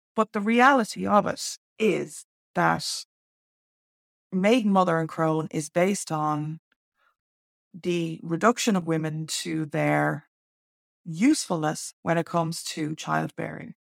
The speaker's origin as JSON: {"language": "English", "country": "Ireland"}